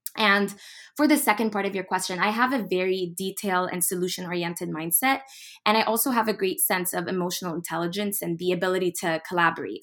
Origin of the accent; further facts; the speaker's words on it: Dubai, United Arab Emirates; moved away as an adult; also born or lived in United States / Boston / Egypt; I'm ethnically Egyptian. I was actually born in the U S, and then I was raised in Dubai and traveled all the way to Boston in twenty seventeen